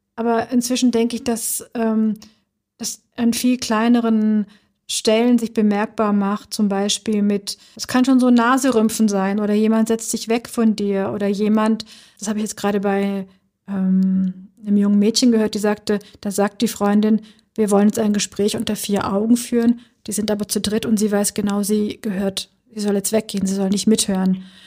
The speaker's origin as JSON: {"language": "German", "town": "Schwäbisch Gmünd", "region": "Baden-Württemberg", "country": "Germany", "tie": "born or raised there", "moved": "as an adult", "lives_now": "Berlin, Germany", "said": "dieser Ort also Schwäbisch Gmünd, wo ich groß geworden bin"}